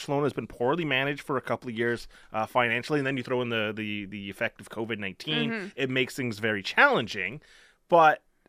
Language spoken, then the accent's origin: English; Coquitlam, British Columbia, Canada; also born or lived in Chetwynd / Squamish / Chilliwack; I'm from Coquitlam, mm-hmm. born and raised.